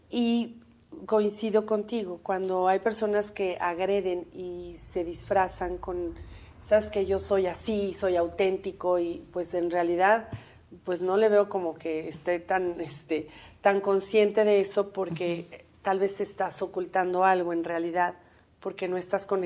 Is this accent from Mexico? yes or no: yes; Mexico; Como los mexicanos nos reconocemos en el estadio cuando estamos gritando